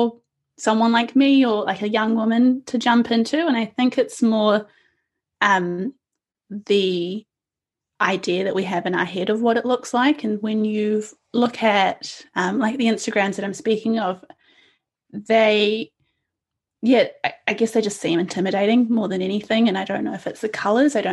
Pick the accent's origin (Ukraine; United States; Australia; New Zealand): New Zealand; also born or lived in India; I came to New Zealand when I was 2 years old with my parents, and we came from India